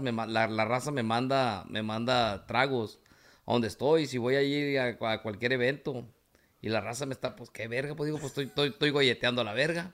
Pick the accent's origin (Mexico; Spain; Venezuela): Mexico; Villa Benito Juárez, Sinaloa; moved away; also born or lived in Guamúchil, Sinaloa; Pero soy de Tamazula II. de Villa Benito Juárez. De ahí soy yo, de Villa Benito Juárez